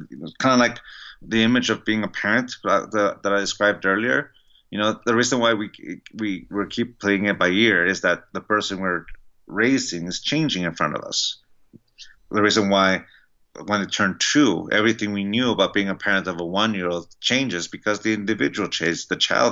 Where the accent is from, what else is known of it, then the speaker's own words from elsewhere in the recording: San Diego, California, United States; I grew up in San Diego, California